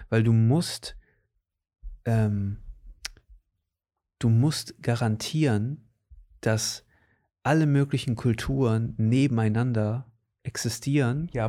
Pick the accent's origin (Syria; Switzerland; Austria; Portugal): Portugal; also born or lived in Germany; ich bin hier aufgewachsen und ich bin in Portugal aufgewachsen und ich bin, weißt du, das gehört alles zu mir